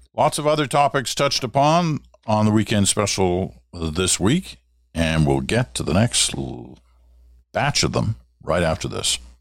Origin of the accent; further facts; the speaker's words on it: Ottawa, Ontario, Canada; moved away; also born or lived in Regina / Toronto; Growing up in Ottawa